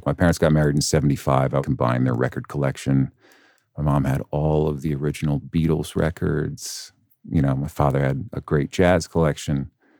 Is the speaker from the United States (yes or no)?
yes; Hopewell Junction, New York, United States; Hopewell Junction, New York, which is a wonderful town of cul-de-sacs and Dunkin' Donuts. It's in the Hudson Valley. It's about a half hour outside of Poughkeepsie.